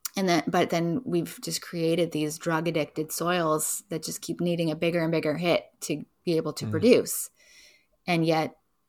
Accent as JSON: {"language": "English", "town": "Edmonton", "region": "Alberta", "country": "Canada", "tie": "born there", "lives_now": "Vancouver, Canada", "said": "I was born in Edmonton, Alberta. But now I've been in Vancouver for most of my life"}